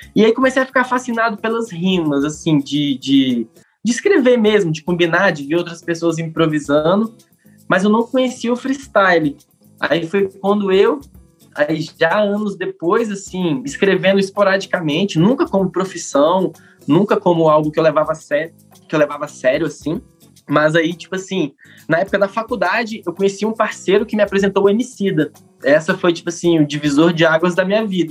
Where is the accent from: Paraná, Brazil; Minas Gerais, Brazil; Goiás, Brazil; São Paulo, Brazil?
Minas Gerais, Brazil; now in Brasília, Brazil; Como um bom mineiro